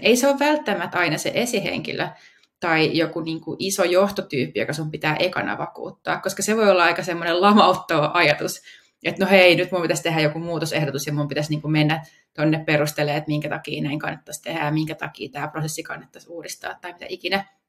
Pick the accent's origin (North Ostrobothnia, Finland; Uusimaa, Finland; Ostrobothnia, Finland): Uusimaa, Finland; Helsinki capital region; täällä pääkaupunkiseudulla, mistä mä itse kotoisin